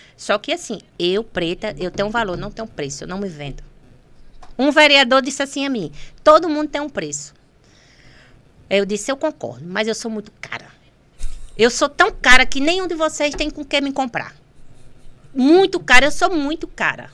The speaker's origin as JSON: {"language": "Portuguese", "town": "Pendências", "region": "Rio Grande do Norte", "country": "Brazil", "said": "Eu moro ali no Massapê, você sabe que eu sou do Massapê"}